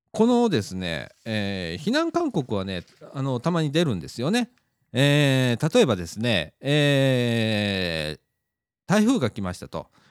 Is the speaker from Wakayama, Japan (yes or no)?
yes; Shirahama, Wakayama, Japan; moved away; 白浜町私実家が白浜町にあるんですけれども